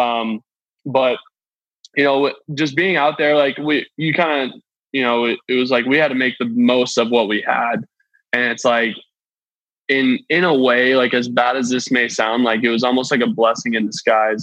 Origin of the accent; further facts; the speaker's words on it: Flowery Branch, Georgia, United States; I grew up in Atlanta